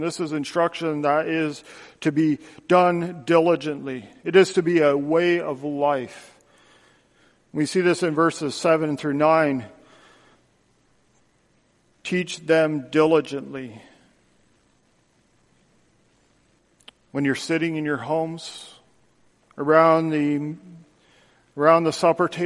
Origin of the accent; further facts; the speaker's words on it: Canada; moved away as an adult; now in United States; as a Canadian, I've been living here for just over five years now